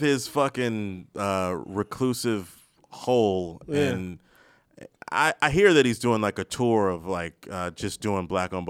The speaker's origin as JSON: {"language": "English", "region": "Maryland", "country": "United States", "said": "I'm from Maryland"}